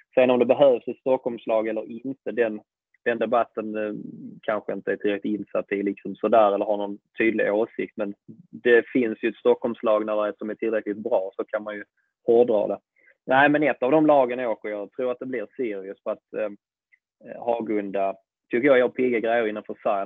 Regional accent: Malmö, Skåne, Sweden; i gamla isstadion om jag förstått det rätt, där jag själv sprang som liten och kollade på Mix

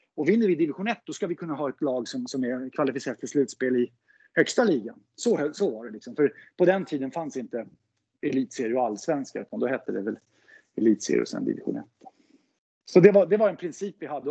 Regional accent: Solna, Stockholm County, Sweden; moved away as an adult; now in Gustavsberg, Sweden; jag är född och uppvuxen i Solna.

